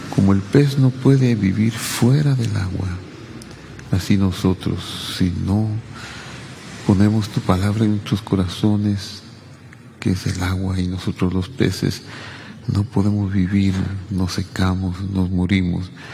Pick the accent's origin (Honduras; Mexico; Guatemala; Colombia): Guatemala; Cabricán, Quetzaltenango; la iglesia presbiteriana de mi pueblo, Cabricán, que es Altenango